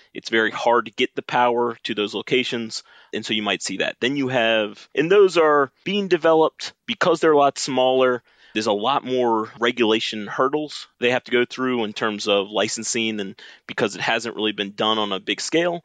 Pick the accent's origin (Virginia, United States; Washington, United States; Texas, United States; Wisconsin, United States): Virginia, United States; Richmond; I'm from Richmond, Virginia. I grew up a son of a nuclear engineer